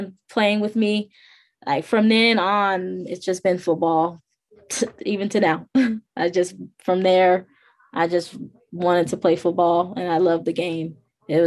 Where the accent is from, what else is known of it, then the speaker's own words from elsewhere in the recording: Harvey, Illinois, United States; I grew up in Harvey, Illinois